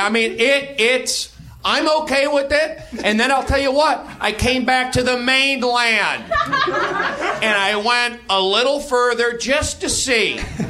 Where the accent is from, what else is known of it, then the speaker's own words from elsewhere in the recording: Los Angeles, California, United States; also born or lived in New York; I grew up here in Los Angeles. People don't get along. I lived in New York.